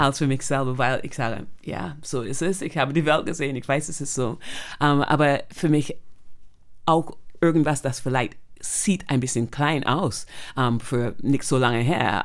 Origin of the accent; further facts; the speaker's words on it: Barbados; German is a second language; moved away as an adult; now in Germany; bin aufgewachsen auf Barbados